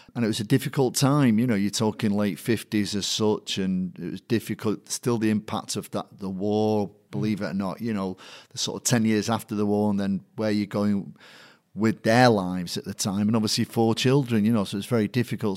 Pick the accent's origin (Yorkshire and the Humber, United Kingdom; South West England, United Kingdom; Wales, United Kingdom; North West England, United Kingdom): North West England, United Kingdom; Manchester; born or raised there; accent: Manc